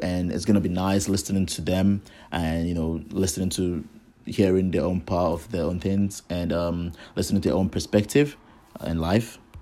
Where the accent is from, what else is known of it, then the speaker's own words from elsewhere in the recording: Nigeria; I am from Nigeria.